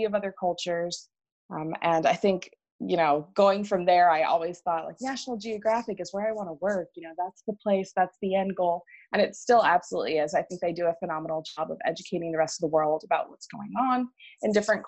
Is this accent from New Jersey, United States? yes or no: yes; New Jersey, United States; moved away as an adult; also born or lived in Philadelphia area / Asia; now in Charlotte, United States; I am born and raised in New Jersey